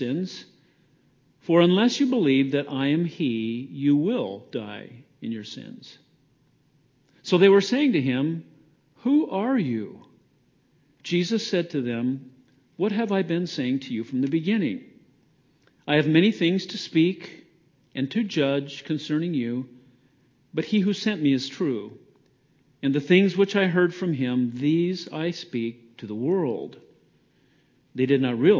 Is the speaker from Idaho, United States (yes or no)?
yes; Idaho, United States; I came from Idaho. I'm an Idahoan by birth, Idaho spud